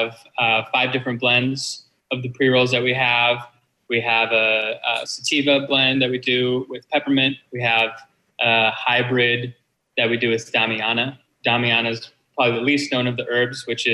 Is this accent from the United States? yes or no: yes; Detroit, Michigan, United States; moved away as an adult; also born or lived in Southern California; now in California, United States; So I was born in Southern California, but I mostly grew up in Detroit, in the Detroit area in Michigan.